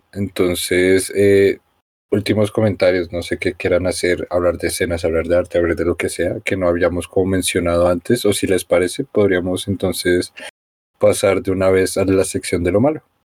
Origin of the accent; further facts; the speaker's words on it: Colombia; Yo como colombiano blanco clase media